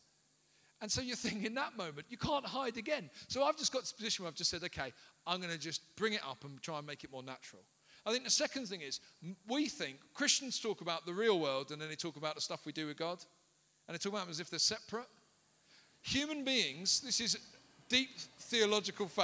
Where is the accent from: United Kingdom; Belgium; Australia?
United Kingdom; London; I grew up in South London, in inner London, right? A place called Peckham